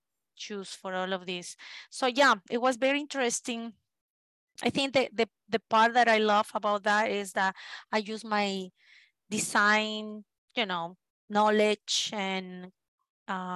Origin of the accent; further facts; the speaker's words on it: Lima, Peru; first language Spanish; English is a second language; moved away as an adult; also born or lived in Eugene, Oregon, United States; now in United States; that was the first city that I moved from Lima, Peru to Eugene, Oregon